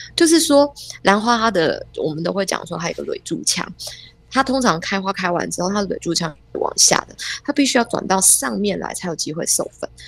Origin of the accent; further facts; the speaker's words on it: Taiwan; 身为台湾人，住在台湾这个地方